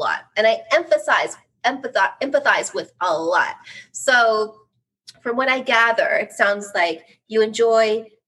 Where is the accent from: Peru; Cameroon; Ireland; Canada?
Canada; also born or lived in United States; I'm Canadian. I live in Canada